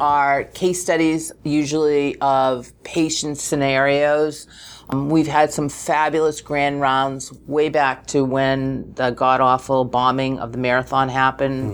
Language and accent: English; New England, United States; moved away; I was born in New England